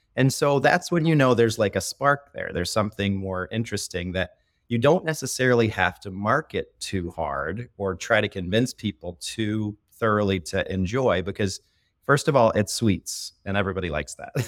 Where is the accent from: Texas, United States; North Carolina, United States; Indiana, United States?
Indiana, United States; northwest; moved away as an adult; also born or lived in West Michigan; now in Grand Rapids, United States; I grew up in the top corner of Indiana